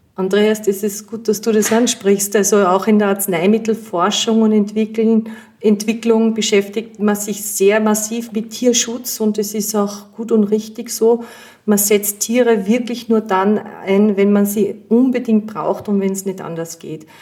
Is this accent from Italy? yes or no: no; Austria; bei uns in Österreich